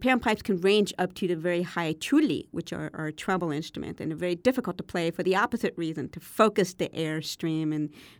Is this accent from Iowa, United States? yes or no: no; Berkeley, California, United States; growing up in Berkeley, California in the 70s and 80s.